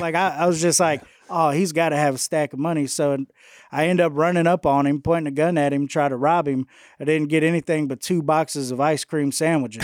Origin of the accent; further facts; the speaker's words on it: Houston, Texas, United States; now in West Monroe, United States; born and raised in Houston, Texas